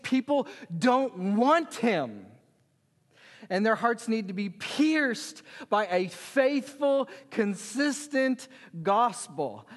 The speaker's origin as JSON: {"language": "English", "town": "Lawrence", "region": "Kansas", "country": "United States", "tie": "born or raised there", "moved": "as an adult", "lives_now": "Fethiye, Turkey", "said": "I was born and raised in Lawrence, Kansas"}